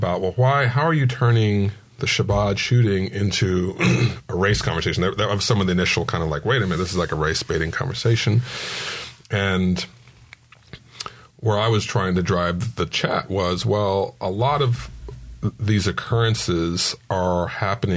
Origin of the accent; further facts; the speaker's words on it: San Diego, California, United States; also born or lived in Poway; as a San Diegan